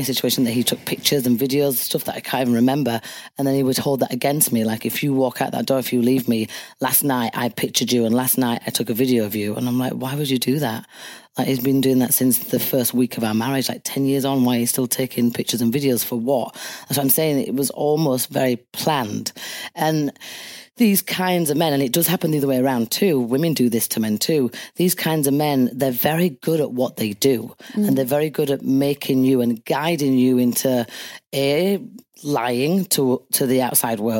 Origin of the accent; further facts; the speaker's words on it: Leeds, Yorkshire and the Humber, United Kingdom; my hometown Leeds